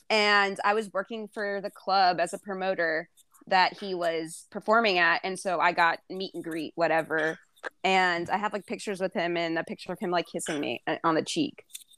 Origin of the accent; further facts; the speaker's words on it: Maryland, United States; No, I grew up in Maryland.